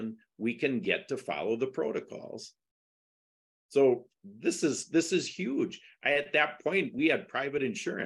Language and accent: English; Wisconsin, United States; I was from Wisconsin because I'm the only one without an accent.